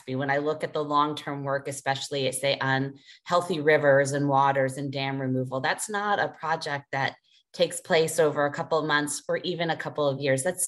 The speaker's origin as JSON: {"language": "English", "town": "Chicago", "region": "Illinois", "country": "United States", "tie": "born or raised there", "moved": "as an adult", "lives_now": "Maine, United States", "said": "growing up in Chicago"}